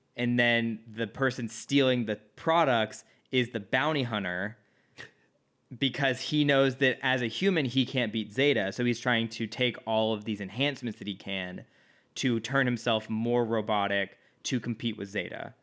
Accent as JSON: {"language": "English", "region": "Midwest", "country": "United States", "moved": "yes", "lives_now": "Los Angeles, United States", "said": "I'm from the Midwest."}